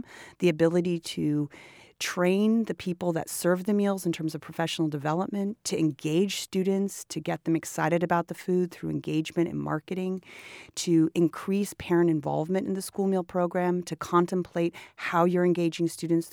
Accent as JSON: {"language": "English", "town": "Oakland", "region": "California", "country": "United States", "tie": "born or raised there", "said": "I'm also from Oakland, and I graduated from Oakland Unified"}